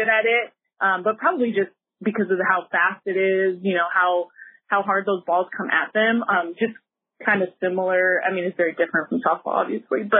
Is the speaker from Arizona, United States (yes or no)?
yes; Casa Grande, Arizona, United States; we had a little bit of background or a lot of background with each other growing up in Casa Grande